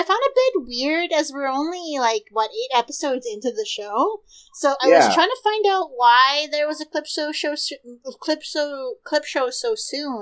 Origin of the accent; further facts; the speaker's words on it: The Pas, Manitoba, Canada; there is a smaller mall closer to me in my hometown. It's called the Otinike Mall. It's on the Opaskia Cree Nation, which is in the Paw of Manitoba